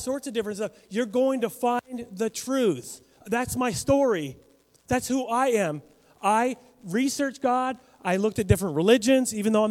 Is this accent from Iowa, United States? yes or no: no; Western Washington State, United States; moved away as an adult; now in Kamiah, Idaho, United States; I was in Western Washington State